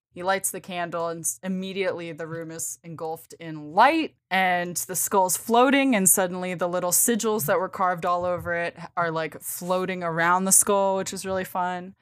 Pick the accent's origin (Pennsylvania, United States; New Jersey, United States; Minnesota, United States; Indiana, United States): Pennsylvania, United States; Bucks County, PA; born or raised there; moved away